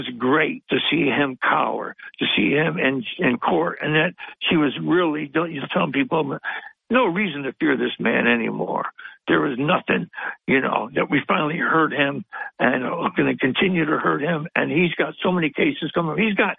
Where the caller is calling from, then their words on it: Binghamton, New York, United States; Yes. The lovely First Ward.